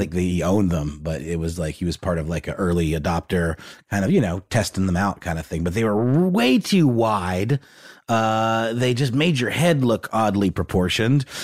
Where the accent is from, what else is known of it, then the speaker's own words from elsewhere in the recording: Augusta, Georgia, United States; my hometown of Augusta